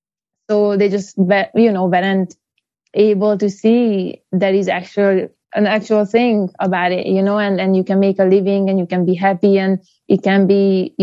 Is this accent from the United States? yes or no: no; Hungary; Yeah, I'm from Hungary.